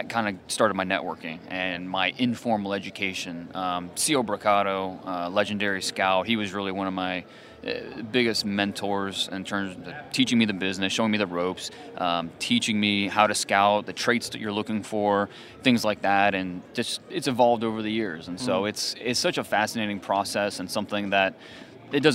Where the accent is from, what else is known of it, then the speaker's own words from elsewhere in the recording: Cleveland, Ohio, United States; I grew up in Northeast Ohio. I'm a Cleveland guy